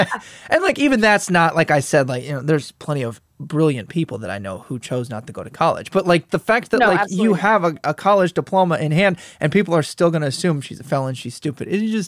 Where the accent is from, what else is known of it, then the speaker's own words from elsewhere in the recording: Midwest, United States; accent: Northern Midwestern; also born or lived in South; I grew up in the Midwest and then in the South, and now I'm back to the Midwest as I finish out my PhD.